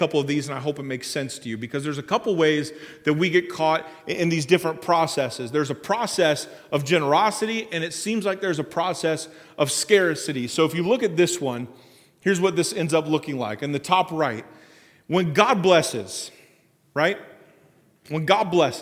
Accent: Springfield, United States; I grew up down in Springfield

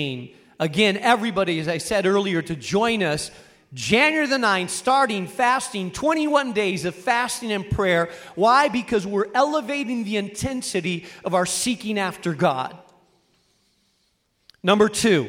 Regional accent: Rubena, Castile and León, Spain; moved away; I grew up in Spain in a small town in northern Spain called Rubena

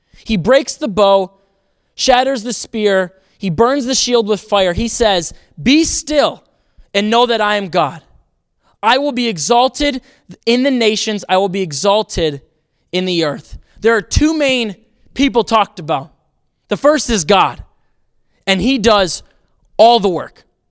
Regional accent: Racine, Wisconsin, United States; moved away; I grew up in Racine, Wisconsin.

